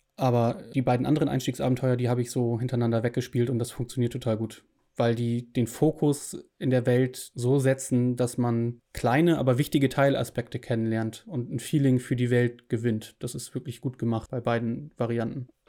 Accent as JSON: {"language": "German", "country": "Germany", "said": "ich als Deutsche"}